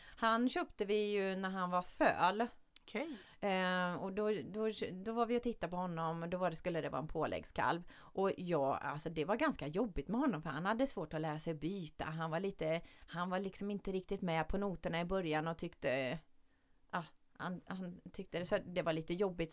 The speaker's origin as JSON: {"language": "Swedish", "town": "Källby", "region": "Västra Götaland", "country": "Sweden", "said": "vi var tre tjejer från Källby då, där jag kommer"}